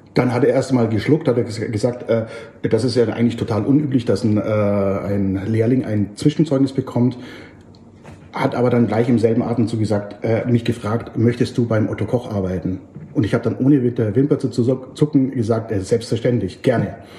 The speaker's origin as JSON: {"language": "German", "country": "Germany", "also_born_or_lived": "Oxford", "said": "Ich aus Deutschland"}